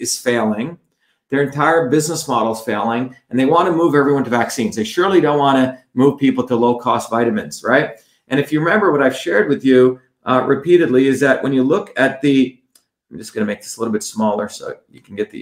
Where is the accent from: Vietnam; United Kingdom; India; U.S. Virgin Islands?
India; moved away; growing up in India